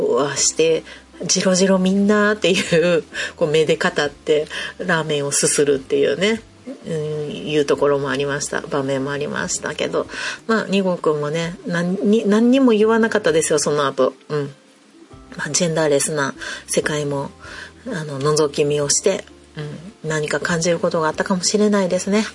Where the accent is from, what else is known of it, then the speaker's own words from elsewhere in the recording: Kansai, Japan; やっぱり関西人なんで